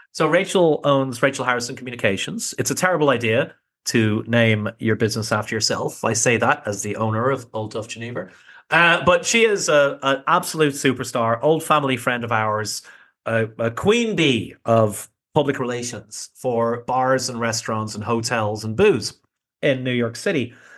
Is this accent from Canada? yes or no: no; Ireland; being Irish